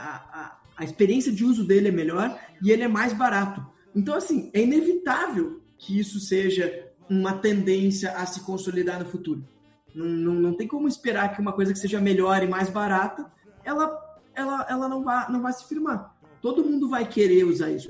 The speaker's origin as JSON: {"language": "Portuguese", "country": "Brazil", "said": "sou do Brasil"}